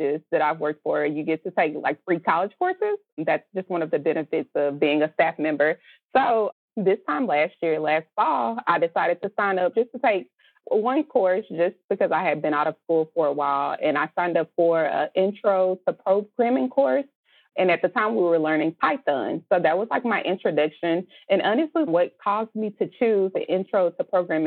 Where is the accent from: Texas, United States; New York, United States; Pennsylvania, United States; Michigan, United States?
Texas, United States; I'm from Texas.